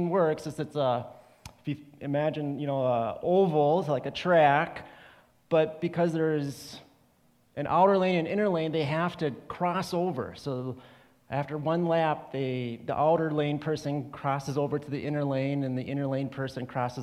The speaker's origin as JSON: {"language": "English", "town": "Rochester", "region": "Minnesota", "country": "United States", "said": "I'm from Rochester, Minnesota"}